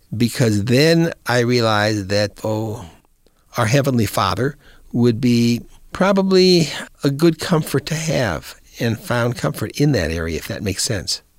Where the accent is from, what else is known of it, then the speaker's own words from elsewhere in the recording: Rock Island, Illinois, United States; also born or lived in Davenport, Iowa; I was born in Davenport, Iowa, and raised, graduated high school from Rock Island High School in Rock Island, Illinois